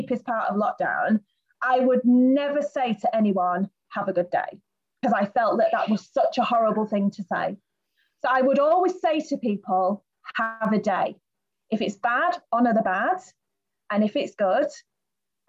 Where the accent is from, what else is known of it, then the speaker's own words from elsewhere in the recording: United Kingdom; moved away as an adult; now in Gran Canaria, Spain; I'm from Britain